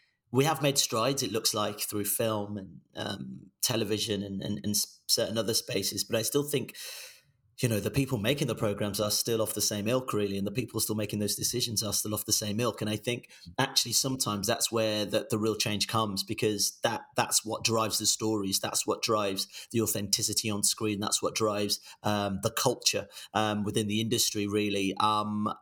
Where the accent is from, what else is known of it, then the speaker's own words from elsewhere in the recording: Birmingham, West Midlands, United Kingdom; first language Yoruba; moved away as an adult; also born or lived in Nigeria / Nancy, France; now in London, United Kingdom; I grew up in a really poor part of Birmingham